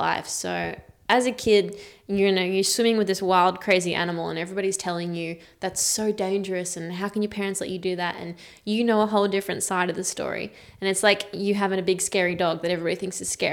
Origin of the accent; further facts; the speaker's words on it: Gold Coast, Queensland, Australia; also born or lived in Byron Bay, New South Wales; I grew up here on the Gold Coast in Australia, and I lived in Byron on and off over the years